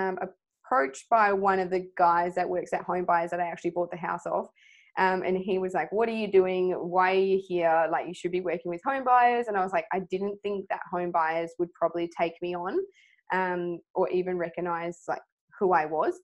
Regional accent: Swan Valley, Western Australia, Australia; I was brought up in the Swan Valley

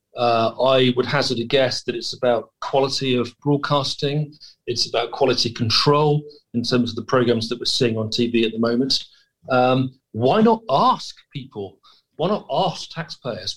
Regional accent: United Kingdom

